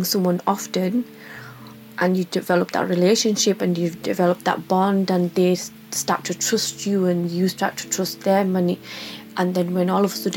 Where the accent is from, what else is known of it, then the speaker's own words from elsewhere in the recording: Bradford, Yorkshire and the Humber, United Kingdom; I'm from Bradford and I'm a mental health support worker.